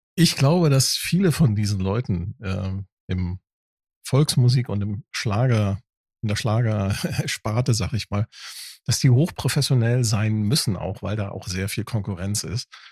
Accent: Northern Germany, Germany; also born or lived in Hamburg; als Norddeutscher, ne, äh, als Plattländler

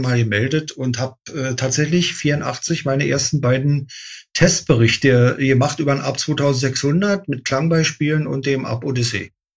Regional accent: Berlin, Germany; ich bin in Berlin geboren, in Westberlin, also ein echtes Mauerkind

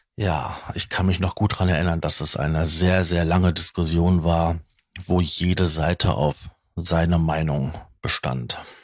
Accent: Ruhr area, North Rhine-Westphalia, Germany; bei uns im Ruhrgebiet

